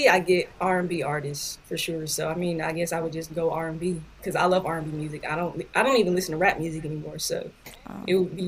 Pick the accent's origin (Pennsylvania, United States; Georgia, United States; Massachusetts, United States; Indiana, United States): Georgia, United States; Atlanta; moved away; also born or lived in Los Angeles, California; I'm originally from Atlanta